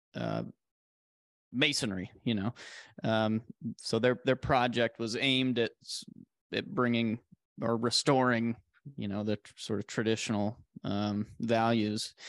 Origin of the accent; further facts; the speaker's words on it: Arizona, United States; 'cause this is where I grew up. I'm born and raised in Arizona.